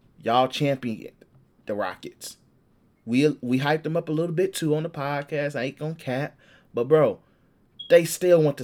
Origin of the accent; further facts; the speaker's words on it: Chicago, Illinois, United States; Southside Chicago, G. We groom hoopers here